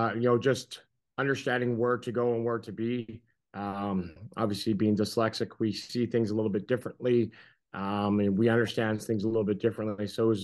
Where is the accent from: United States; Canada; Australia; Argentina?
Canada; I grew up in Canada.